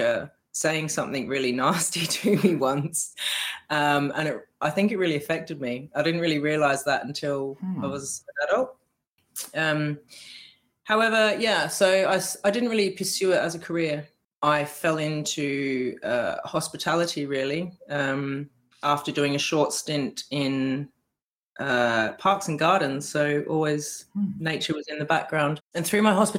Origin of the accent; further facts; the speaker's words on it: Australia; moved away as an adult; now in United Kingdom; I'm from Australia, probably pick up from my accent.